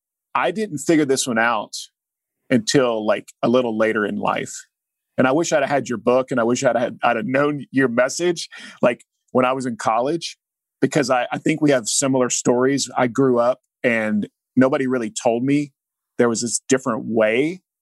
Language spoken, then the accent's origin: English; Oklahoma, United States; an Oklahoma kid